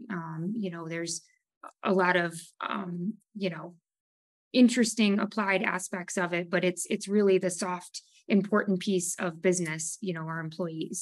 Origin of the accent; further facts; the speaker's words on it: Savannah, Ohio, United States; also born or lived in Maumee, Ohio; I grew up in Savannah. Um, my parents moved to Maumee when I was a freshman in college, so I've lived in and around the area my entire life